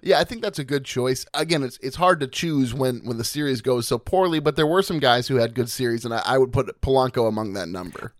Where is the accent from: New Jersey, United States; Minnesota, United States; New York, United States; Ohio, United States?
Minnesota, United States; Stillwater; Still water, baby. My hometown.